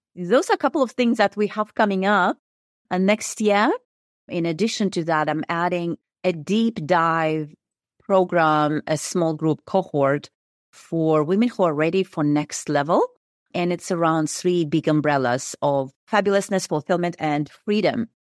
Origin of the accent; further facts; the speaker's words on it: Kazakhstan; moved away as an adult; I am originally from Kazakhstan. I was born and raised there.